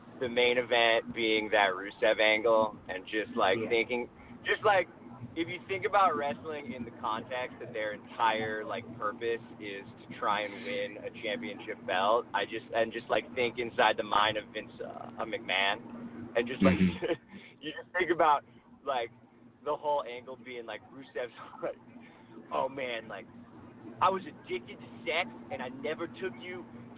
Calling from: Los Angeles, California, United States; Los Angeles.

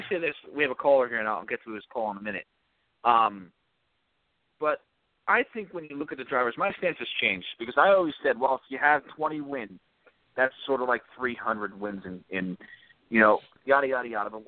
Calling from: Virginia, United States; in Virginia.

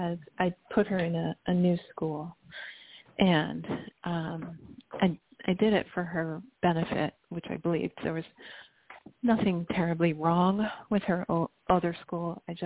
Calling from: Chicago, Illinois, United States; I'm calling from Illinois. Chicago

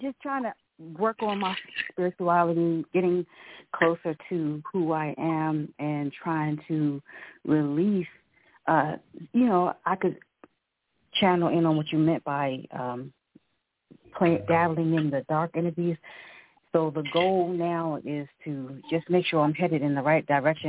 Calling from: Ellenwood, Georgia, United States; Ellenwood, Georgia.

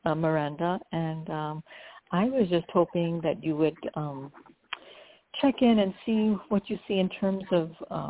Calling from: New Jersey, United States; I'm calling from New Jersey.

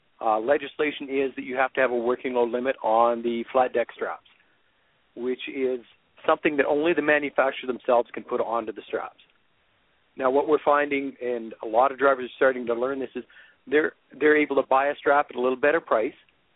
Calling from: Calgary, Alberta, Canada; I'm actually in Calgary, Alberta right now.

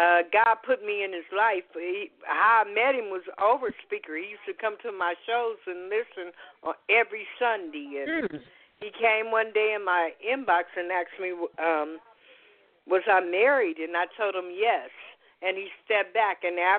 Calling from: Las Vegas, Nevada, United States; I'm calling from Las Vegas.

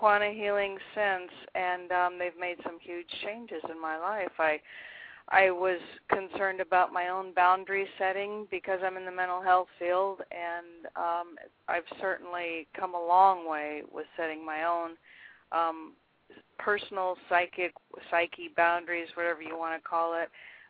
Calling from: Florida, United States; South Florida, U.S.

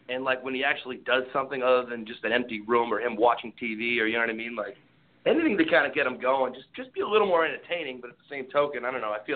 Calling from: Lowell, Massachusetts, United States; Oh, uh, Lowell, Massachusetts.

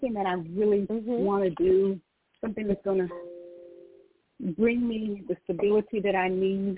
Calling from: Georgia, United States; I'm calling from Georgia

